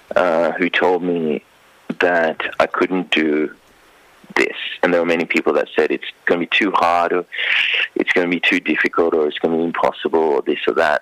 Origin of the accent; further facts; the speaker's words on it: Sri Lanka; now in Queensland, Australia; I grew up in Sri Lanka